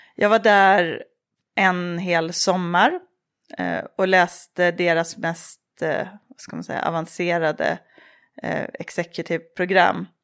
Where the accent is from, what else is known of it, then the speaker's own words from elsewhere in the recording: Tierp, Uppsala County, Sweden; moved away as an adult; also born or lived in Paris; Jag är uppvuxen i Tierp som är en liten ort mellan Uppsala och Gävle.